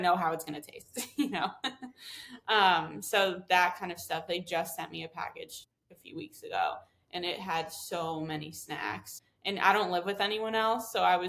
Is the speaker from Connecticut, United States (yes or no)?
yes; Connecticut, United States; moved away; I think too, because I grew up in Connecticut, so I was commuting a lot into New York for media events.